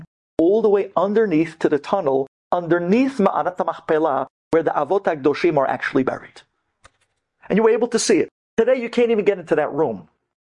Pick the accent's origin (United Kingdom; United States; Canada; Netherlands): United States; when you grow up in America